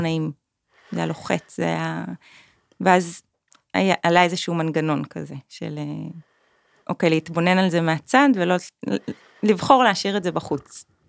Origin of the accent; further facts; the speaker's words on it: Kiryat Tiv'on, Northern District, Israel; moved away as an adult; also born or lived in Tel Aviv; now in Pai, Thailand; גדלתי בטבעון, במקום ירוק.